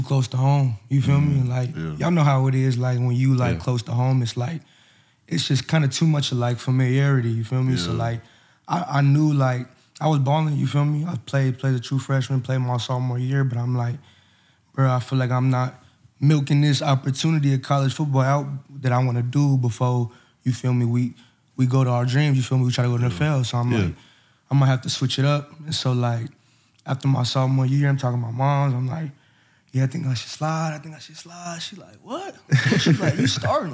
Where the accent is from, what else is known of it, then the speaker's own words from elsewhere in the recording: Long Beach, California, United States; moved away as an adult; also born or lived in Lancaster, California; now in Norman, United States; I grew up in Long Beach